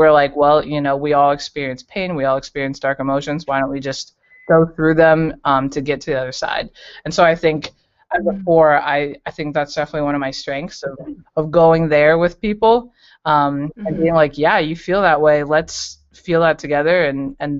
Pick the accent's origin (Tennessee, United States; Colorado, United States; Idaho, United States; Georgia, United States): Colorado, United States; moved away as an adult; now in Cincinnati, United States; I am from Colorado, and I moved to Cincinnati about 2 years ago